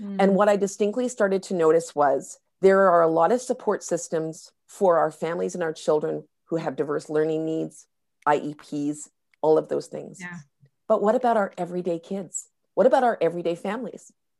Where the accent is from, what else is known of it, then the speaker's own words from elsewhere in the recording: North Vancouver, British Columbia, Canada; I live here in North Vancouver. I grew up here on the North Shore of Vancouver.